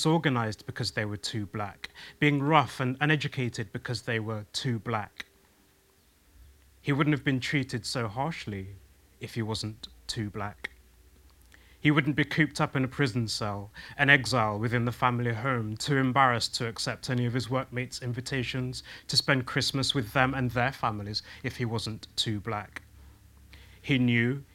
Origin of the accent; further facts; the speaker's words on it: West Midlands, United Kingdom; I'm from the West Midlands, I'm from a Jamaican background